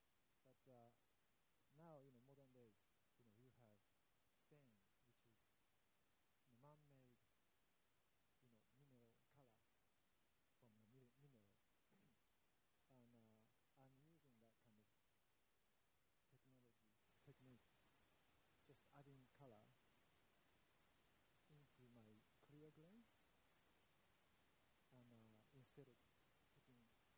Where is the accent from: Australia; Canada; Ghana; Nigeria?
Australia; I'm Australia from Australia too